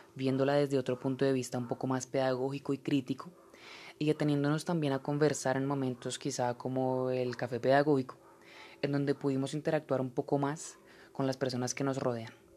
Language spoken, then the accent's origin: Spanish; Colombia; seguir progresando como colombianos